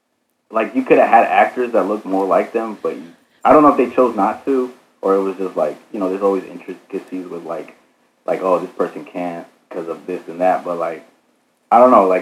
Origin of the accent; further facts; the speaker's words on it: Georgia, United States; also born or lived in Phoenix, Arizona, United States; My parents are Mexican, so they came, they immigrated like in the 80s, and my parents, they met in Phoenix, where I was born, mm-hmm. and then we moved to Georgia like in the early 2000s, but all of my family's Mexican. That's our background, our heritage.